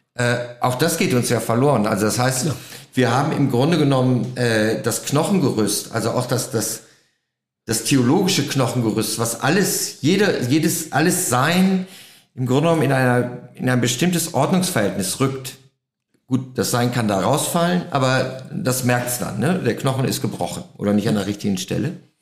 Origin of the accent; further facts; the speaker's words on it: Germany; als Deutscher